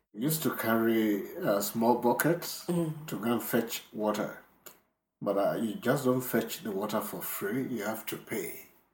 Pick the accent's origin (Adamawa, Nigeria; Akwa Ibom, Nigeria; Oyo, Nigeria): Oyo, Nigeria; Ibadan; also born or lived in Lagos, Nigeria; We moved to Ibadan from Lagos mm-hmm. Uh, because my father got a job in Ibadan